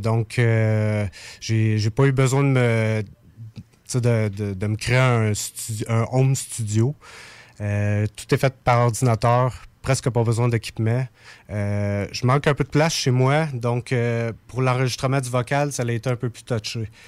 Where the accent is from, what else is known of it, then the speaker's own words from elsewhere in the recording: Saint-Élie-de-Caxton, Quebec, Canada; je viens d'un petit village qui s'appelle Saint-Élie-de-Caxton.